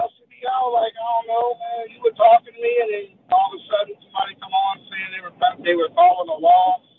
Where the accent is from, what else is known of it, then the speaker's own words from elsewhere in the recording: Louisiana, United States; now in Jacksonville, United States; No, I live in Florida. Definitely. I'm from Louisiana. I live in Florida.